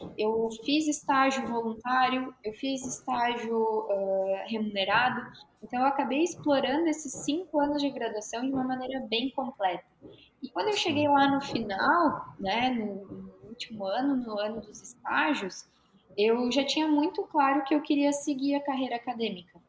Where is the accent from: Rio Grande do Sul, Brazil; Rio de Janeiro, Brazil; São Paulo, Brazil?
Rio Grande do Sul, Brazil; moved away as an adult; also born or lived in Caxias do Sul; now in Florianópolis, Brazil; sou gaúcha